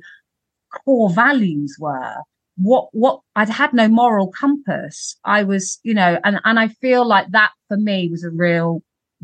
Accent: London, United Kingdom; growing up in Camden and Primrose Hill

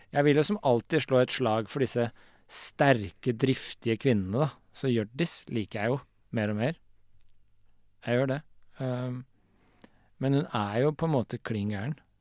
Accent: Årnes, Akershus, Norway; also born or lived in Vormsund; Jeg vokste opp i Vormsund og på Årnes

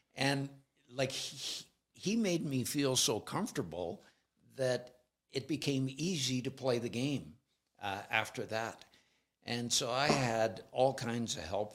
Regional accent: Alberta, Canada; I'm from Alberta

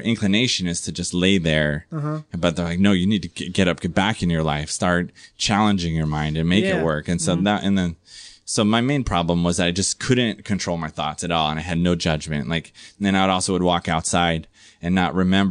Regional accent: San Diego, California, United States; also born or lived in New Jersey; I had like the perfect childhood growing up in San Diego

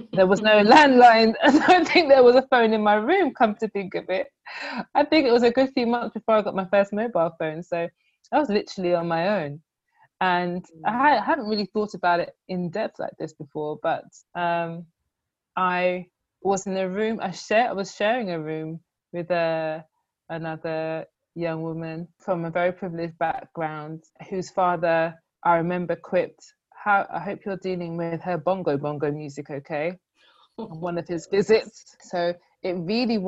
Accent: London, United Kingdom; Growing up in Croydon, Thornton Heath

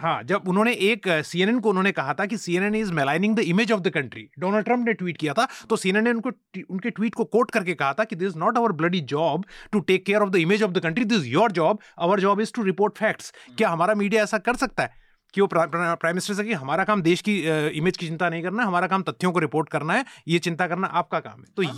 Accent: Uttarakhand, India; मैं उत्तराखंड से आता हूँ

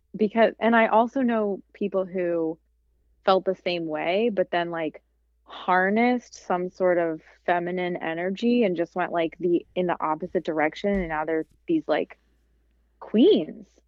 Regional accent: Midwest, United States; you have to act a certain way, especially because I'm from the Midwest.

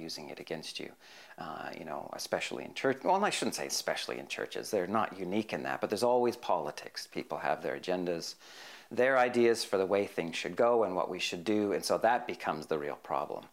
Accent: Hamilton, Ontario, Canada; moved away as an adult; also born or lived in Parramatta, Australia; now in Chipping Norton, Australia; I grew up in a place called Hamilton

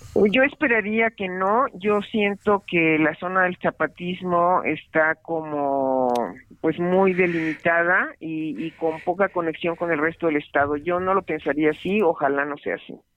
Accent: Comalapa, Chiapas, Mexico; mi tierra porque estas imágenes que vimos de Comalapa

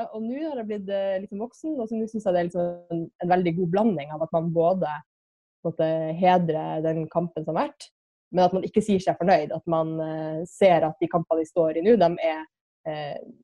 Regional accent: Kirkenes, Finnmark, Norway; i Kirkenes, der jeg er fra

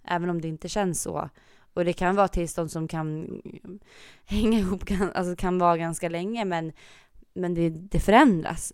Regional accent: Gotland, Sweden; jag är gotlänning

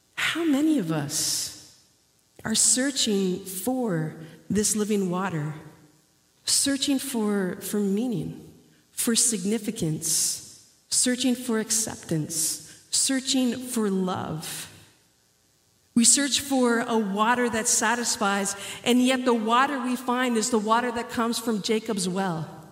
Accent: Canada; moved away; also born or lived in Dominican Republic; growing up in Canada

